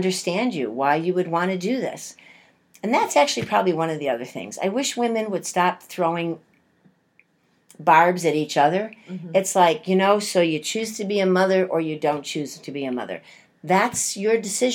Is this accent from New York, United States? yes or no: yes; Buffalo, New York, United States; growing up in Buffalo and having the family that we had.